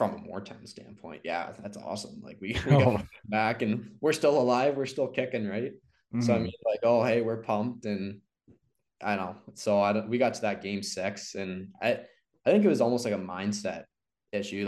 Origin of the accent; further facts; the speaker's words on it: Sarnia, Ontario, Canada; also born or lived in Mississauga; I was born in Mississauga and then came to Sarnia when I was little